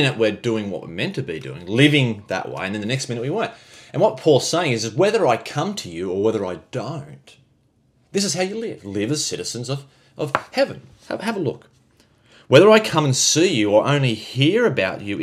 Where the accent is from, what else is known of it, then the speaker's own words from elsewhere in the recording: Australia; we're Aussie